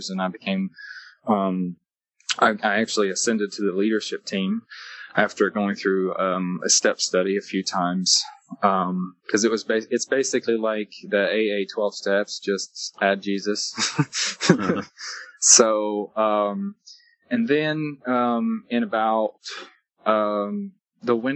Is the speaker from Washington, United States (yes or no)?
no; Lebanon, Tennessee, United States; moved away; I was raised in Lebanon, Tennessee, and then I moved at 13 to go live with my aunt and uncle